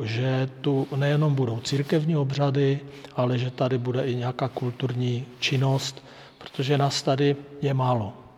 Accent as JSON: {"language": "Czech", "area": "Hlučín Region", "region": "Moravian-Silesian Region", "country": "Czechia", "moved": "as an adult", "lives_now": "Dolní Údolí, Czechia", "said": "My jsme z Hlučínska"}